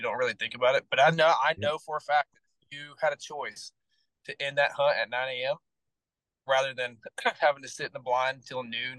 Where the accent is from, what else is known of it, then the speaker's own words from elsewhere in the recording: Southern US, United States; You know, I grew up in the South where we didn't have a large duck population.